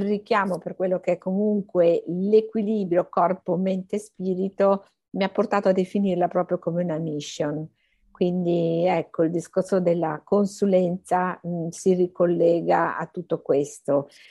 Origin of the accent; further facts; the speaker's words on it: Emilia-Romagna, Italy; moved away as an adult; also born or lived in Bologna / Milan; now in Rome, Italy; al momento abito a Roma, sono romagnola però